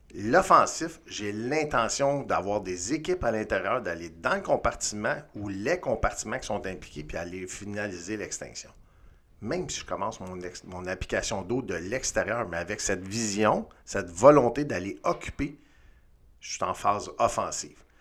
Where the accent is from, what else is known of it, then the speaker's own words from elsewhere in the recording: Montreal, Quebec, Canada; engagé au CIM à Montréal en 92. Euh, hyper chanceux. Ma première affectation, c'est dans mon patelin, c'est-à-dire dans le quartier dans lequel j'ai grandi